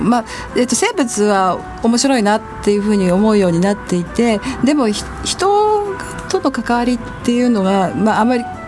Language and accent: Japanese; Tokyo, Japan; also born or lived in Tottori Prefecture; 東京で育っていますし、えあの田舎は鳥取県で